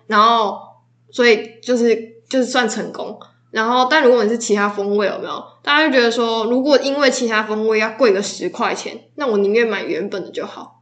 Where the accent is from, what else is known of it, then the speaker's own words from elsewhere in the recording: Taitung County, Taiwan; 我是台东人